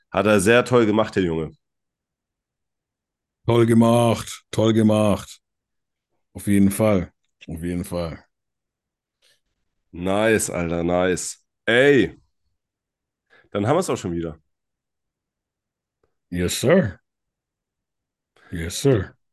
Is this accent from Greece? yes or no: yes; Greece; Ja, also ich bin ein Grieche